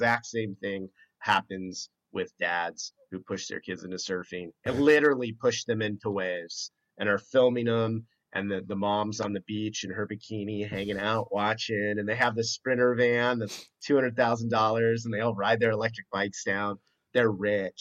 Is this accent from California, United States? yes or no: yes; Mission Viejo, California, United States; I grew up in Mission Viejo